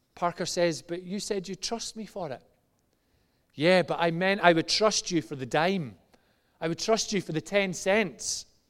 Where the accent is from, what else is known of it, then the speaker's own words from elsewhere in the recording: just outside Glasgow, Scotland, United Kingdom; moved away; when I was about ten years old, eh, in Glasgow, just outside Glasgow to the age of about fourteen, actually younger, probably about seven to fourteen